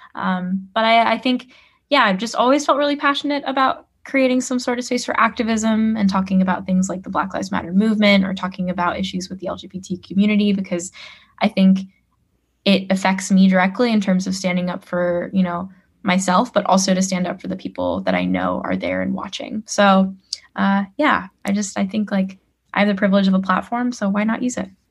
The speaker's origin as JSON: {"language": "English", "town": "Oakland", "region": "California", "country": "United States", "tie": "born or raised there", "moved": "yes", "lives_now": "New York, United States", "said": "I grew up in Oakland, California"}